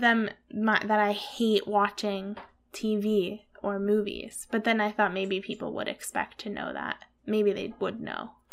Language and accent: English; Pennsylvania, United States; moved away; Hillside Farms, which is a farm near where I grew up in Pennsylvania